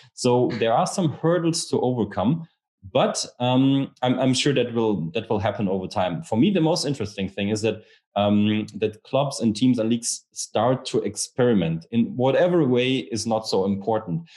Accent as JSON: {"language": "English", "region": "Rhineland", "country": "Germany", "said": "I'm from the Rhineland region in Germany"}